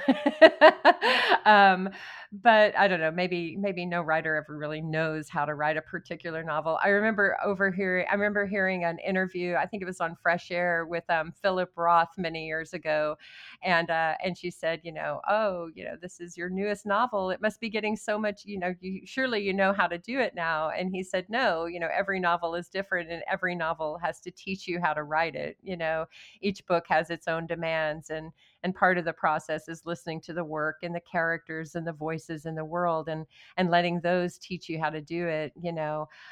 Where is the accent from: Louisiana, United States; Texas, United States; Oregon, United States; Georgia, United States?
Texas, United States; Odessa; moved away as an adult; I was born and raised in Odessa, I left when I was eighteen